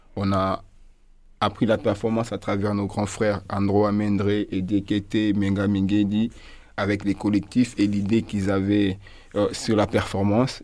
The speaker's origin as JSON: {"language": "French", "region": "Kinshasa", "country": "DR Congo", "tie": "born or raised there", "also_born_or_lived": "Orientale Province", "said": "je suis grandi euh, à Kinshasa. Je fais mes études à Kinshasa. Je suis né dans la province orientale."}